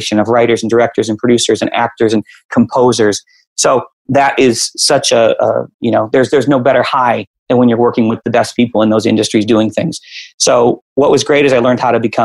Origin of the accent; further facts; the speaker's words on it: Chicago, Illinois, United States; I was a kid growing up in Chicago